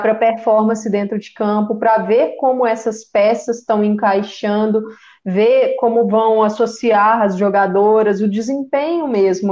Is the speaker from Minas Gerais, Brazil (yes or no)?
yes; Belo Horizonte, Minas Gerais, Brazil; eu sou de Belo Horizonte